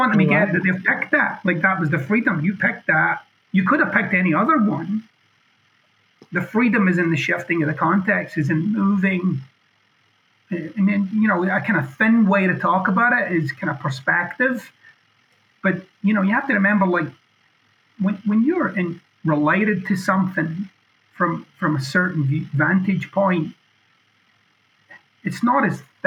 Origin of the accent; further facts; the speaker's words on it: Scotland, United Kingdom; I'm being boldly Scottish